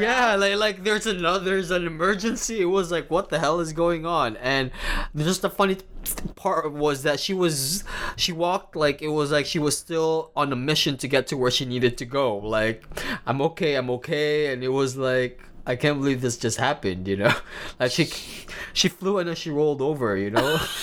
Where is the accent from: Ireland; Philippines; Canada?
Philippines; Davao City, Davao Region; also born or lived in Manila, Philippines; now in New York City, United States; where I'm from, I'm from Davao City, and I absolutely love it